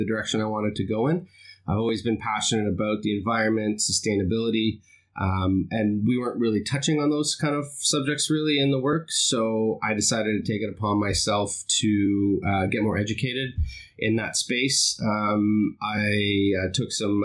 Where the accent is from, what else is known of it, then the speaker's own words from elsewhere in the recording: Toronto, Ontario, Canada; I'm originally from Toronto, which is still my home today